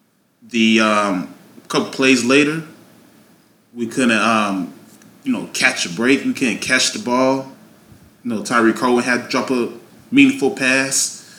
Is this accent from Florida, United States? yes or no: no; Chicago, Illinois, United States; my hometown Chicago Bears